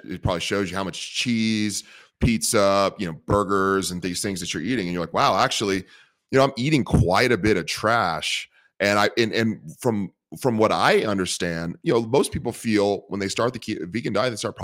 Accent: Bay Area, California, United States; I'm from the Bay Area and the vegans are all over the place

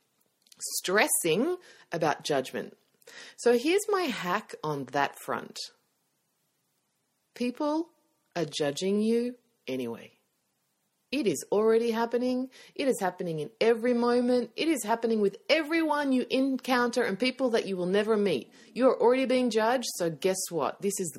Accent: Australia; accent: Australian; my Australian accent

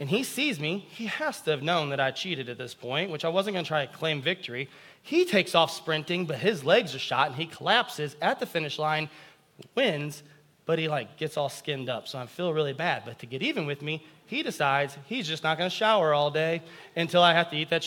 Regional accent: United States; as American Christians

